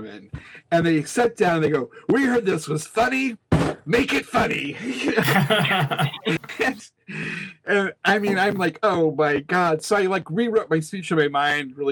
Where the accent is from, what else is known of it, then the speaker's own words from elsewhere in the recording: Nebraska, United States; now in Kansas City, United States; when I grew up in Nebraska